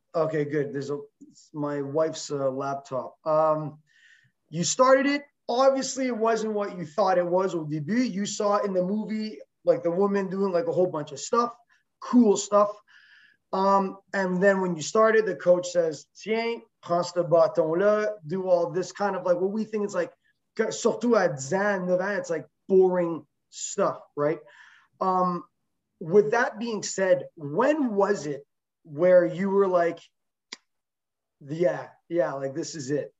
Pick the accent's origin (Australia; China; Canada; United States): Canada; Quebec; She is a uh, Quebec native, so am